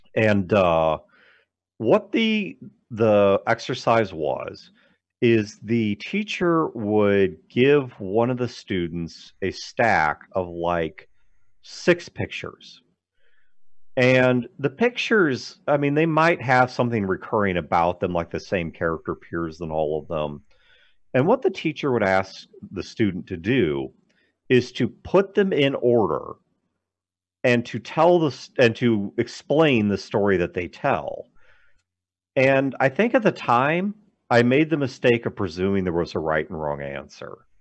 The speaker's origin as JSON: {"language": "English", "town": "St. Louis", "region": "Missouri", "country": "United States", "tie": "born or raised there", "also_born_or_lived": "Kirksville, Missouri", "said": "I grew up in the St. Louis metro"}